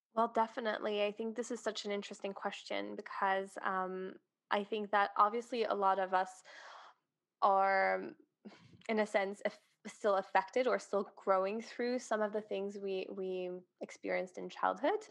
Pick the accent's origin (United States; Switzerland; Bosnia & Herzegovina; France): Switzerland; moved away as an adult; now in Dubai, United Arab Emirates; I am originally from Switzerland and have been living in Dubai for two years now